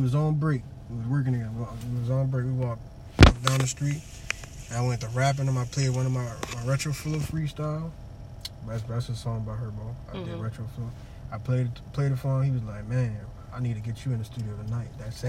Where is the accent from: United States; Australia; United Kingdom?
United States; New Orleans, Louisiana; I grew up in Iberville Project.